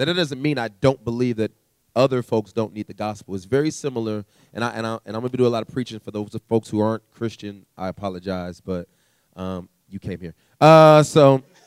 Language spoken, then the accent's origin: English; California, United States; also born or lived in Canada; we moved to California. And okay. so growing up in California, had a very interesting childhood